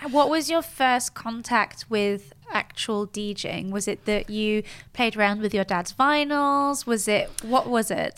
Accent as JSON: {"language": "English", "region": "Geneva", "country": "Switzerland", "tie": "born or raised there", "moved": "yes", "lives_now": "London, United Kingdom", "said": "I'm half English, half French, but I was born and raised in Switzerland."}